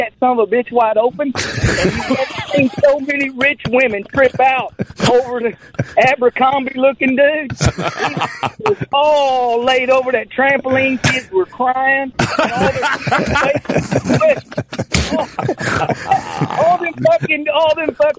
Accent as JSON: {"language": "English", "town": "Tomball", "region": "Texas", "country": "United States", "said": "I'm really from Tomball, Texas, but I work around Houston"}